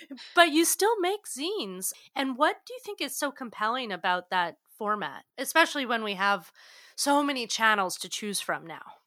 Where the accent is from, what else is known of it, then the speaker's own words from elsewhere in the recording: New England, United States; I'm from New England, and, you know, I was definitely raised with this Protestant work ethic